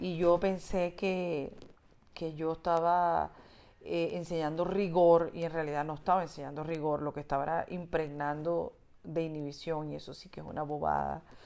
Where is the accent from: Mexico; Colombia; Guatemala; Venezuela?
Venezuela; yo nazco en la, la, democracia de Venezuela y yo, mm, pues soy venezolana